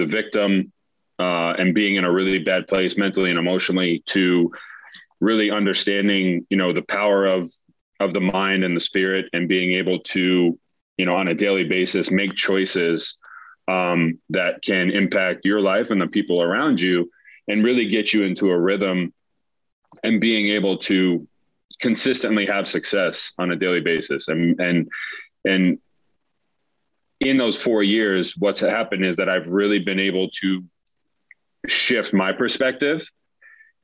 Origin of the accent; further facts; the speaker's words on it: Mamaroneck, New York, United States; moved away as an adult; now in Charlotte, United States; I grew up in Westchester, New York, specifically Mamaroneck, just outside New York City